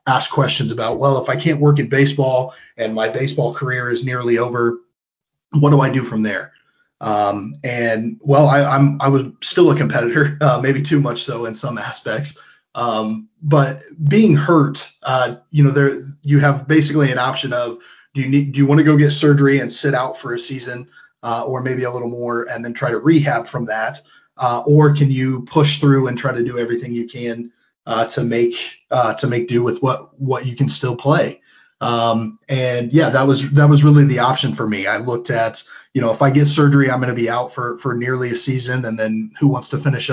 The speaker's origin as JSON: {"language": "English", "area": "Pierceton", "region": "Indiana", "country": "United States", "tie": "born or raised there", "said": "I grew up in Pearson. I went to Whitco High School"}